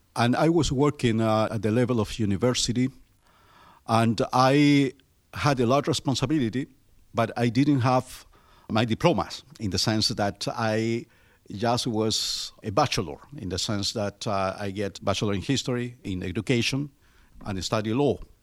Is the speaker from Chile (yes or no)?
yes; Chile; English is a second language; moved away as an adult; now in Pittsburgh, United States; I was born in Chile in 1953 my country is uh, located in the southernmost part of the Americas